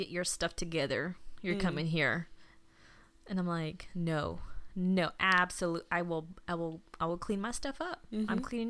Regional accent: Houston, Texas, United States; also born or lived in Pasadena, Texas / Friendswood, Texas; You know, I lived here in Houston my entire life.

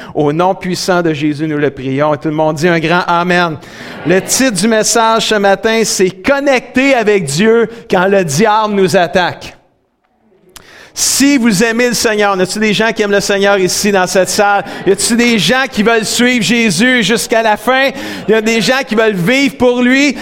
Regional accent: Saint-Hyacinthe, Quebec, Canada; also born or lived in Grand Falls, New Brunswick / Sainte-Julie; Saint-Hyacinthe. C'est ma ville natale où ce que je suis né.

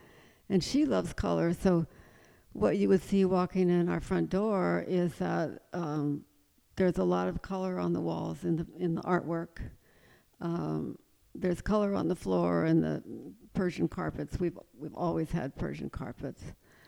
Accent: East Coast, United States; we designed a house and built it that was quite traditional because I'm from the East Coast originally and I love the Virginia-type farmhouses

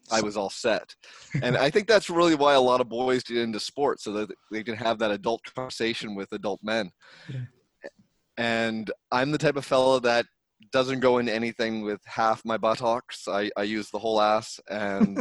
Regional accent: Saint John, New Brunswick, Canada; now in Vancouver, Canada; I'm from St. John, New Brunswick, Canada. I currently live in Vancouver.

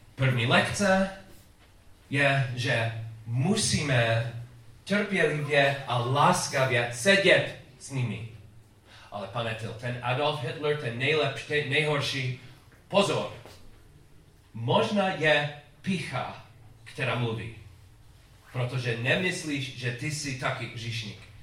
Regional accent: United States; Czech is a second language; u nás v Americe

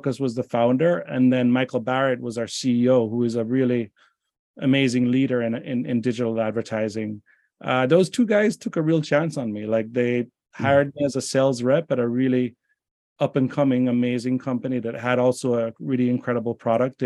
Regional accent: Jamaica; moved away; I'm from Jamaica originally

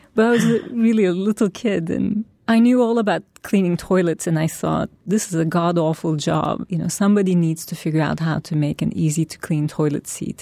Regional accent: Turkey; now in New York, United States; my roots are in Turkey. That's my past. That's why, where I grew up and that's my culture, my family

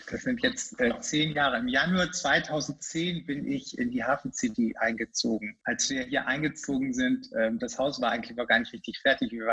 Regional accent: Lüneburg, Lower Saxony, Germany; now in Hamburg, Germany; ich bin ja in, der, in Lüneburg groß geworden, das ist ja auch keine große Stadt

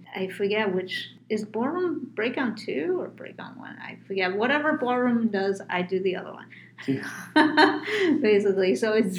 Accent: New York, United States; I'm actually from New York as well.

